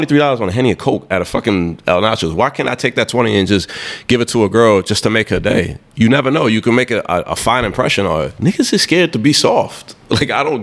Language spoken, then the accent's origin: English; Haiti; I'm from Haiti